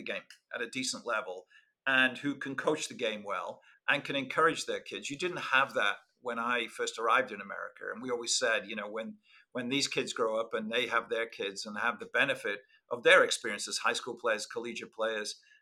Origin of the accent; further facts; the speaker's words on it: Liverpool, North West England, United Kingdom; moved away as an adult; now in Santa Barbara, United States; when I was a kid, growing up in Liverpool